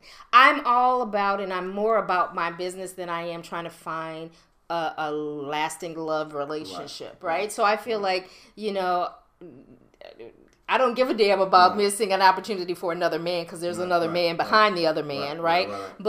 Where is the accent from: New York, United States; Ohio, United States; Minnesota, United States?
New York, United States; Bronx; Low, man, I'm from the Bronx.